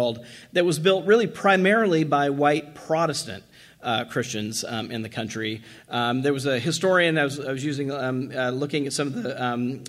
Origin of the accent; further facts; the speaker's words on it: Washington, District of Columbia, United States; I'm from Washington, D.C.